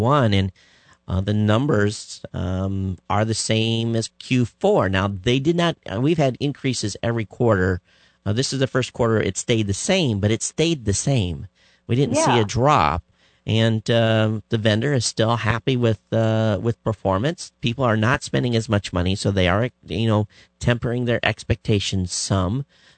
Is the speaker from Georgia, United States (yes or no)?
no; Michigan, United States; moved away as an adult; now in Hawaii, United States; I grew up in Michigan.